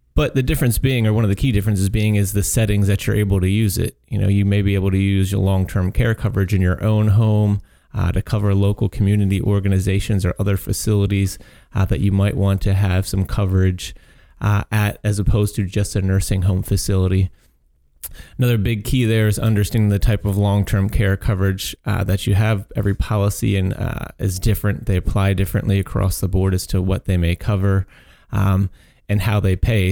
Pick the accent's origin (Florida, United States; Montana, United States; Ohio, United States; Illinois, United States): Illinois, United States; Chicago; I'm a Chicago boy